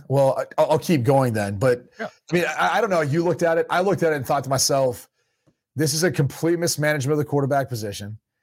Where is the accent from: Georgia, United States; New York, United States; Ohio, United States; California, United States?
Ohio, United States; the Village; moved away; the course that I play back up in my hometown, the Village, it's a PGA Tour course.